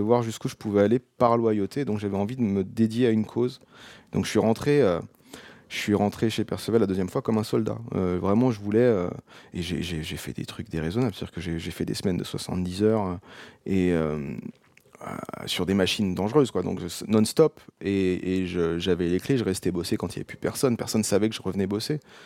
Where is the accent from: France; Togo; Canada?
France; Seine-et-Marne, Île-de-France; moved away as an adult; also born or lived in Paris; now in Auvergne, France; j'ai grandi en Seine-et-Marne